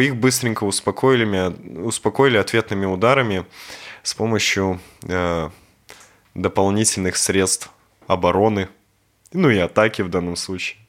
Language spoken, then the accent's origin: Russian; Belarus; мы белорусы